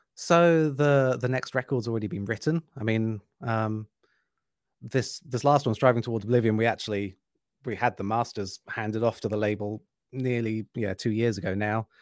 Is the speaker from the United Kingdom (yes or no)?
yes; United Kingdom; now in Germany; I've really missed living in Germany and being a Brit